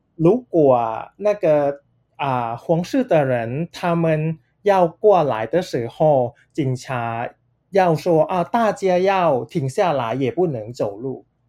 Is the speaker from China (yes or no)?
no; Thailand; Chinese is a second language; moved away as an adult; now in Taiwan; 我从泰国来 我来台湾已经五年了，我本来来念书，我现在毕业了，现在在找工作